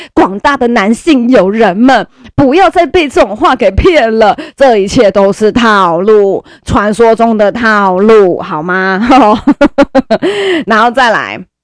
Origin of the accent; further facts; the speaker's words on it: Caotun, Nantou County, Taiwan; 我们我家乡南投草屯那一边